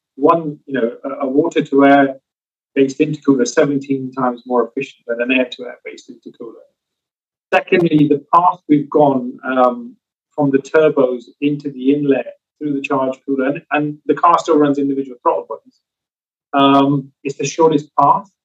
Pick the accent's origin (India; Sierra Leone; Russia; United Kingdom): United Kingdom; now in Southern California, United States; As a Brit, guys, being here um, we've got car culture back home